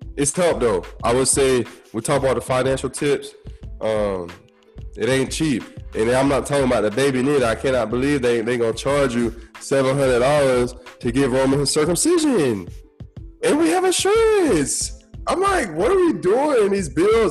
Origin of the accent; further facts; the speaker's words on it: Tampa, Florida, United States; I'm from Tampa, so we got the Hard Rock Hotel and Casino there